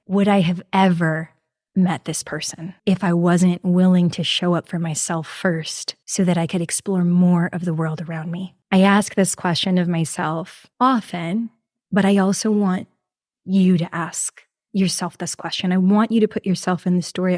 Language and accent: English; New York, United States; now in Houston, United States; I am from New York originally. Yes, I was born up there